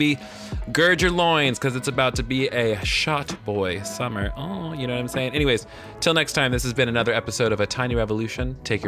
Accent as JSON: {"language": "English", "region": "the South", "country": "United States", "accent": "Southern", "said": "I almost said The Wonder and Mystery of Being because I'm really in my Southern accent today."}